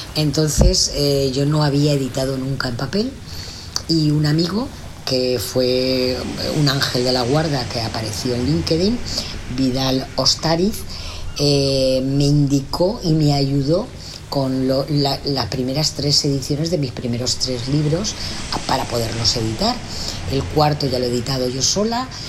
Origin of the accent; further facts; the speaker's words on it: Alicante, Valencian Community, Spain; yo soy de Alicante, pero había estado en Madrid